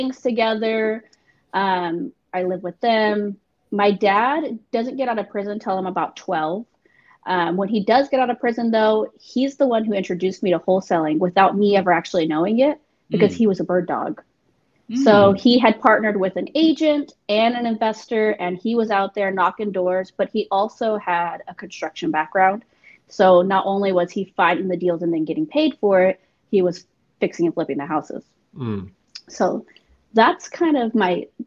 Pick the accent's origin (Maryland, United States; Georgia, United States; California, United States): California, United States; Northern; I was born and raised in Cali. Northern California, not